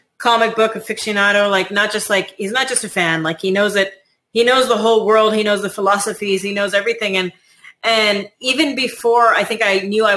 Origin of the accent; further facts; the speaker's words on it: United States; also born or lived in Canada; Grew up here, went to UCLA